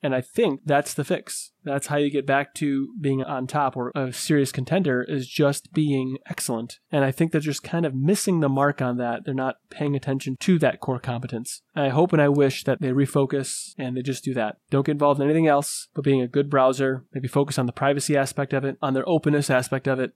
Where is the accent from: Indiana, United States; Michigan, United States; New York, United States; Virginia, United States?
Michigan, United States; I'm from Michigan